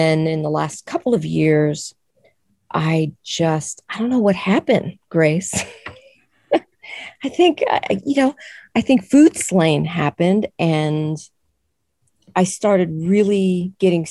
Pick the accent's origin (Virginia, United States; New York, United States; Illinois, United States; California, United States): New York, United States; New York City; moved away as an adult; I grew up in New York City and I love New York City